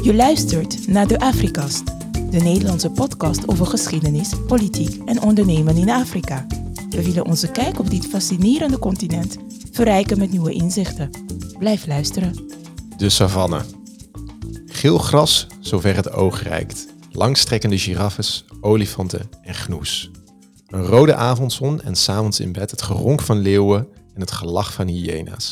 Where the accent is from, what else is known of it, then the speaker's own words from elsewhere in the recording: Netherlands; wij als Nederlanders